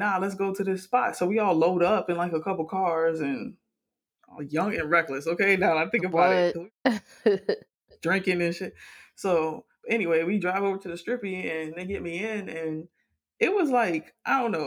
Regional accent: Miami, Florida, United States; growing up in Miami

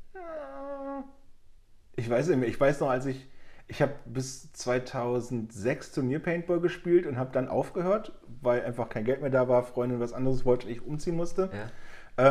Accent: Germany; bei uns in Deutschland

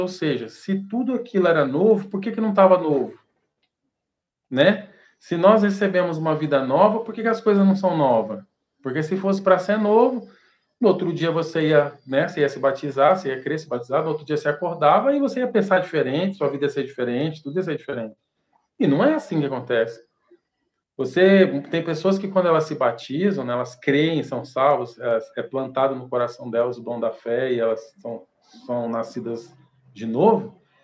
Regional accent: Ribeirão Preto, São Paulo, Brazil; na minha cidade onde eu nasci, em Ribeirão Preto

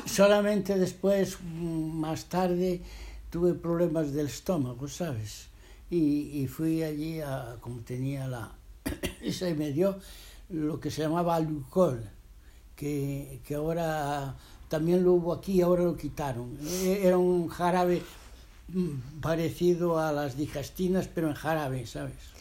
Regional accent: Spain; moved away as an adult; also born or lived in Geneva, Switzerland; cuando salimos de España en aquellos tiempos

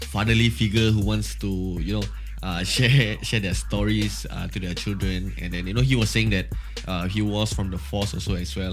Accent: Geylang, Singapore; I'm from Geylang. You know, we are from the same uh, division and, and stuff like that.

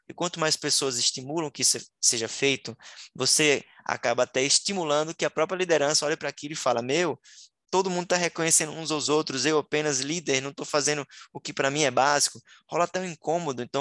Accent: Northeast Region, Brazil; Eu, como nordestino, né? lembro agora do São João

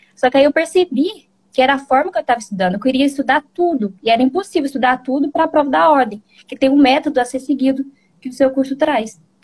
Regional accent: Bom Sucesso, Minas Gerais, Brazil; sou de Minas Gerais, sou de bom sucesso.

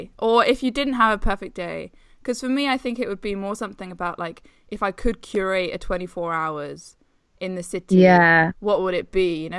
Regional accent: England, United Kingdom; we are English

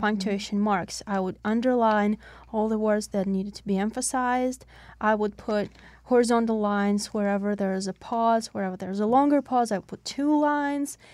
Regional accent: Russia; English is a second language; now in Pittsburgh, United States; When I came to the United States, I came from Russia.

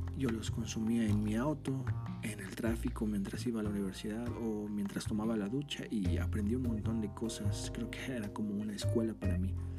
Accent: Mexico; soy de México, tengo 25 años

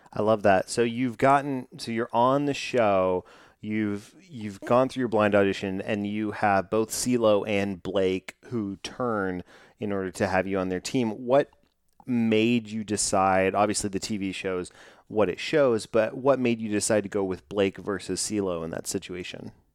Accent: Texas, United States; my hometown here in Texas

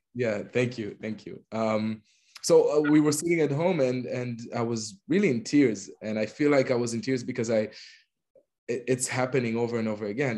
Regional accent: Petah Tikva, Central District, Israel; moved away as an adult; now in London, United Kingdom; Growing up in Petah Tikva, it's uh, to a family that comes from Iraq and Tunisia.

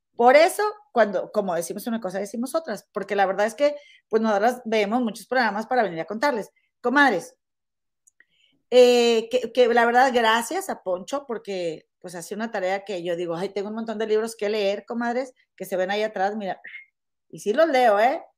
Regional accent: Monterrey, Nuevo León, Mexico; now in Chicago area, United States; somos, somos este, regias

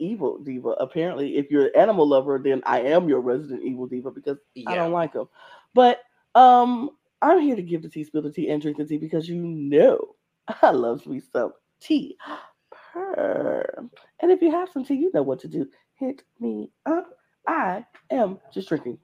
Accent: Chicago, Illinois, United States; I was up born and raised on the Lincoln Park Zoo in Chicago

